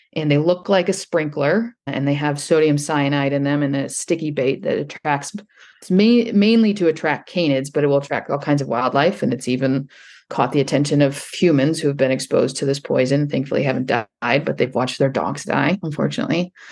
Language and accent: English; northern Indiana, United States; I grew up in the Great Lakes in northern Indiana.